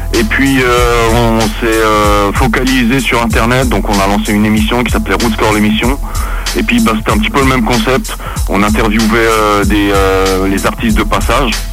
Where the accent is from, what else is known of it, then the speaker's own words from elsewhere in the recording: Geneva, Switzerland; nous on est de Genève